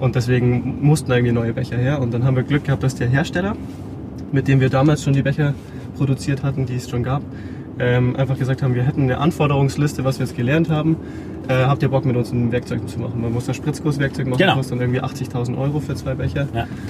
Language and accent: German; Rosenheim, Bavaria, Germany; in Rosenheim, wo ich herkomme